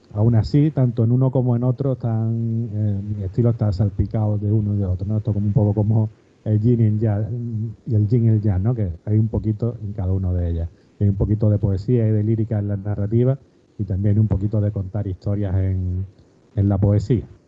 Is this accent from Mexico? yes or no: no; Málaga, Andalusia, Spain; soy un escritor malagueño, aquí de, una ciudad al, sur de, España